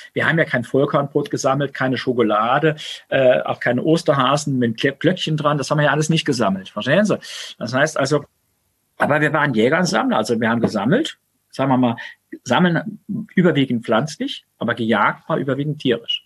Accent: Saarland, Germany; ich komme aus dem Saarland

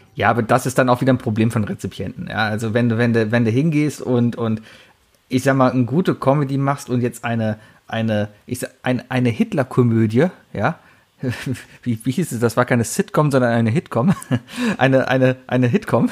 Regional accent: Germany

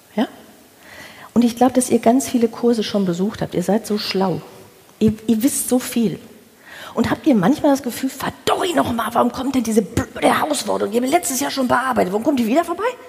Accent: the Ruhr, North Rhine-Westphalia, Germany; moved away as an adult; now in Hamburg, Germany; Ich bin nach Hamburg gezogen. Ich habe meine Wahlheimat gefunden, wobei ich gedacht habe, ich komme aus dem Pott. Ich gehe da nie weg

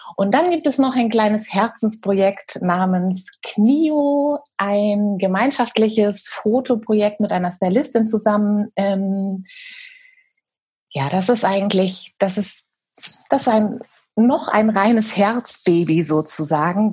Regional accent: Hesse, Germany; moved away as an adult; also born or lived in Bielefeld / New Zealand; now in Hamburg, Germany; bin eigentlich gebürtige Hessin, bin von dort aber tatsächlich direkt nach dem Abi, ich bin da weg

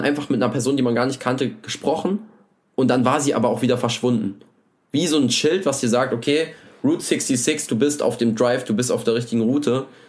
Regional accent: Germany; ich komme aus der Nähe von Berlin

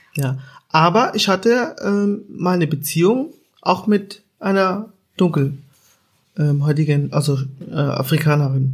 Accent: Germany; ich bin in Deutschland aufgewachsen

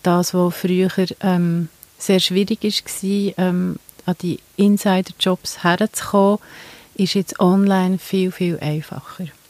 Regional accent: Switzerland; bei uns in der Schweiz

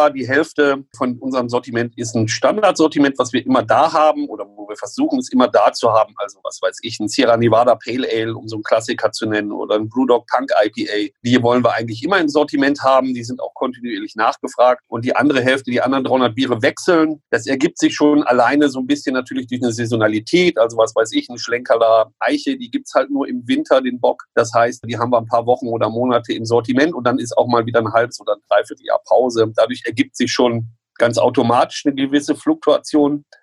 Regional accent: Lower Saxony, Germany; born there; gebürtig aus Niedersachsen, aus Südniedersachsen, also der Gegend von Gose und Bockbier quasi, in dem Bierbereich geboren

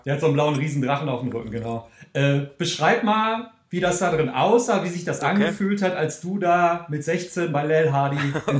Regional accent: Cologne, North Rhine-Westphalia, Germany; von meinem Heimatort Köln, von meiner Wohnung

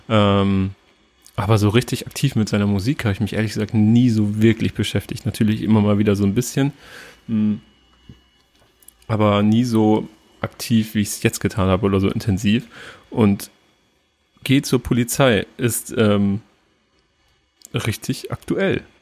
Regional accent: Turkey; ich als Türke zum Beispiel fühle mich da nicht repräsentiert

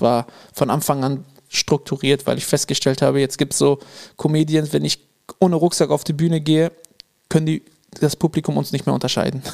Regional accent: Münsterland, North Rhine-Westphalia, Germany; Bei uns im Münsterland

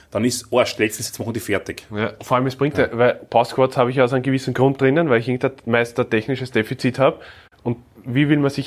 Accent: Austria; Mittlerweile, wenn du als Österreicher unterwegs bist, die Leute schauen, was du meldest, was du machst, was du tust.

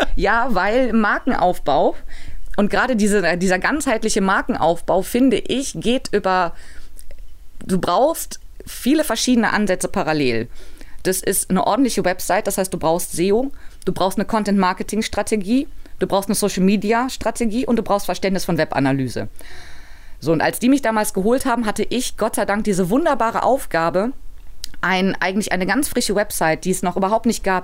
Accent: Cologne, North Rhine-Westphalia, Germany; ich bin Kölnerin

